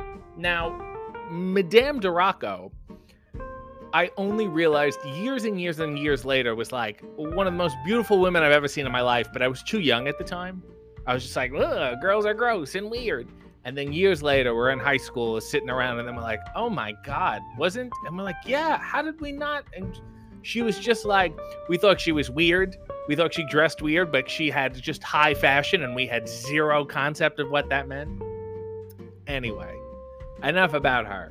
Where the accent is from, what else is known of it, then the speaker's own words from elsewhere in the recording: Canada; being in a Canadian school, for those of you who do not go to Canadian schools, we had French teachers in elementary school